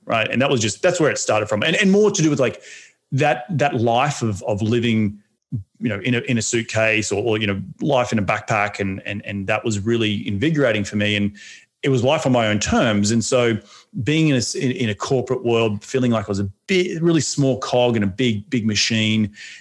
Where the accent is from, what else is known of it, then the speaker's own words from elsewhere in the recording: Australia; moved away as an adult; also born or lived in New York City, United States; now in Los Angeles, United States; being an Australian